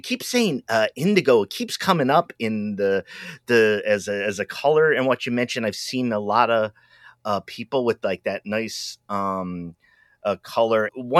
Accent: New England, United States; I'm from New England.

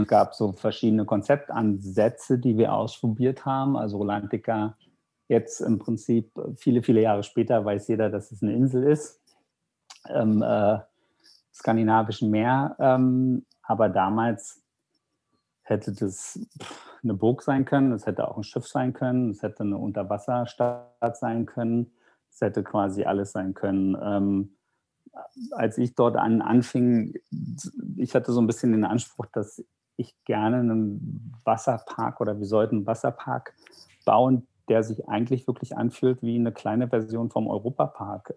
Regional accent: Germany; ich als ähm, Deutscher

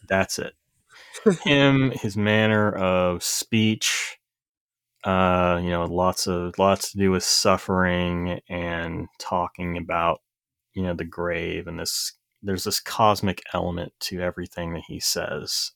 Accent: Corbin, Kentucky, United States; moved away; I grew up in Corbin, Kentucky

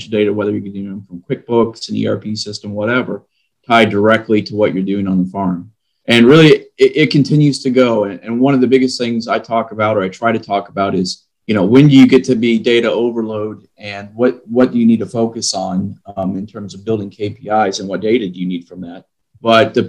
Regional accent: Midwest, United States; now in Texas, United States; I'm originally from the Midwest, live down in Texas now.

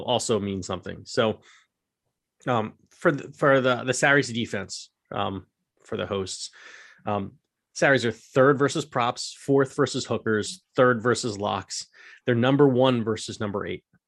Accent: United States; we're stereotypically American in some ways

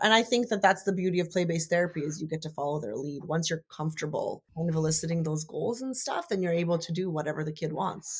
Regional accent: Canada; I'm Canadian

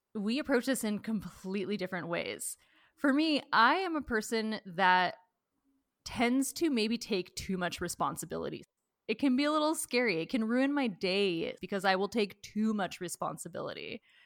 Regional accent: Washington, United States; I grew up in Washington, a lot of rain

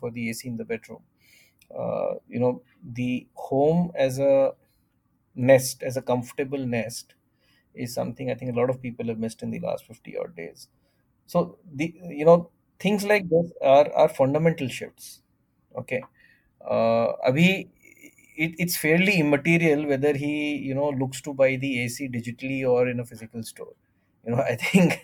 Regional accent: Delhi, India; growing up in Delhi

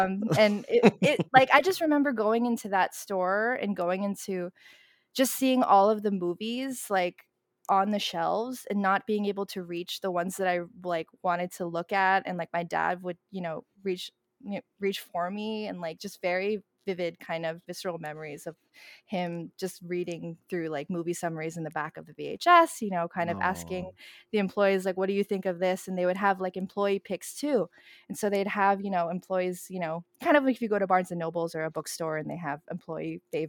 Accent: Queens, New York, United States; so I grew up in Queens, in Elmhurst, Queens, and there was a video rental store that was not Blockbuster. It was actually Filipino owned.

